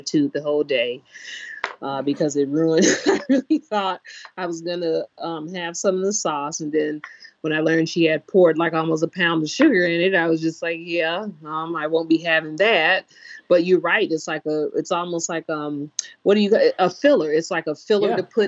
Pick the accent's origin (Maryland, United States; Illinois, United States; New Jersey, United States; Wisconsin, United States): Illinois, United States; Chicago; I'm from Chicago, so you have neighborhoods that are food deserts